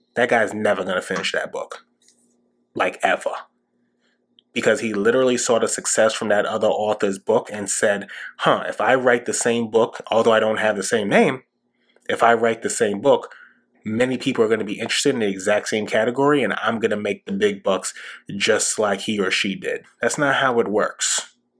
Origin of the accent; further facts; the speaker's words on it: New York City, New York, United States; growing up in New York City during 9 11